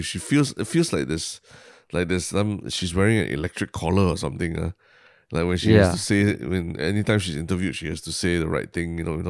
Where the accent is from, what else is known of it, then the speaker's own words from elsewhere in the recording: Singapore; especially because we're from Singapore